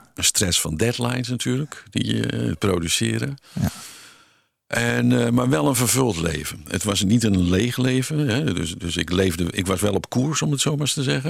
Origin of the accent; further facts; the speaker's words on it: Haastrecht, South Holland, Netherlands; in het dorp waar ik geboren ben, in Haastrecht